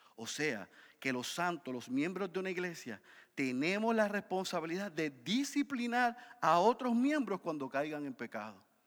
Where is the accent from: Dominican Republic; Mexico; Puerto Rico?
Puerto Rico